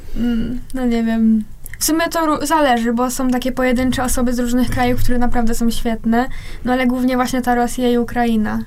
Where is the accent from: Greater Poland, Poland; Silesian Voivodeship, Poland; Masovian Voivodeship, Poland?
Silesian Voivodeship, Poland; Chorzów; obie jesteśmy z Chorzowa